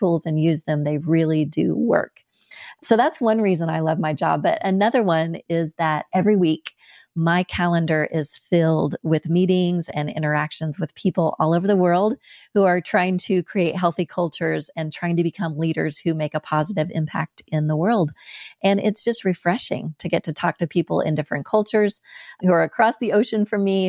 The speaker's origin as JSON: {"language": "English", "country": "United States", "accent": "American", "said": "my American accent"}